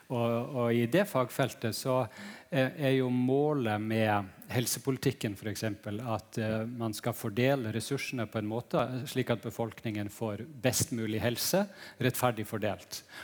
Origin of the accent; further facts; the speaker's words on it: Northern Norway, Norway; Eh, jeg er jo fra Nord-Norge, og jeg var eh, på besøk hos en maler som bor langt fra allfarvei